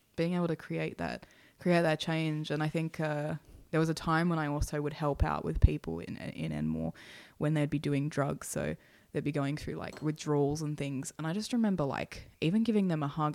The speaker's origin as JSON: {"language": "English", "town": "Hornsby", "region": "New South Wales", "country": "Australia", "tie": "born or raised there", "said": "I grew up again in housing. I lived in, you know, Hornsby at the time"}